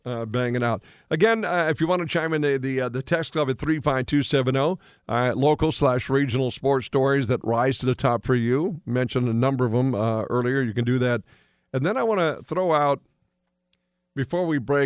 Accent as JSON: {"language": "English", "region": "Western North Dakota", "country": "United States", "tie": "born or raised there", "also_born_or_lived": "Red River Valley", "moved": "as an adult", "said": "I grew up in Western North Dakota"}